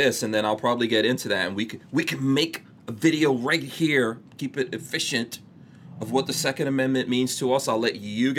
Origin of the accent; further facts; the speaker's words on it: New York, United States; now in Florida, United States; I grew up in New York.